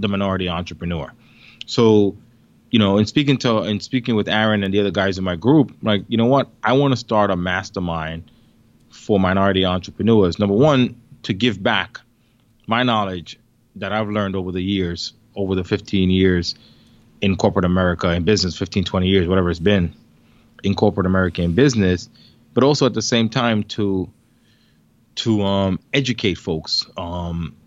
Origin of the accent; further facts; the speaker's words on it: New York City, New York, United States; also born or lived in Jamaica; I migrated here when I was 8